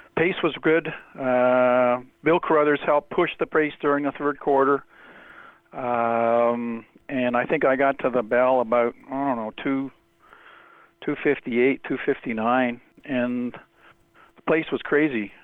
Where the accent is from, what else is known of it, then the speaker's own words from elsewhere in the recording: Toronto, Ontario, Canada; I grew up in Toronto.